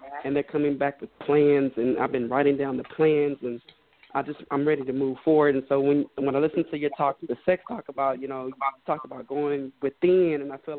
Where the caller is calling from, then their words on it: Houston, Texas, United States; I'm calling in from Houston.